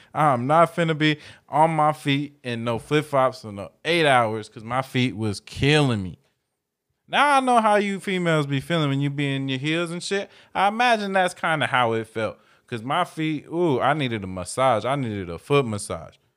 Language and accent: English; Dunnegan, United States; I was raised in Dunnegan and that's all, we used to just run barefoot through dirt